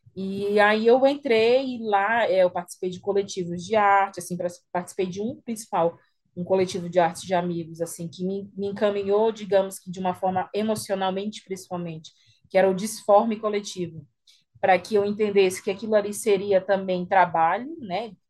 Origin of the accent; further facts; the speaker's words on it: São Luís, Maranhão, Brazil; eu tenho 31 anos, é, sou de São Luís, moro aqui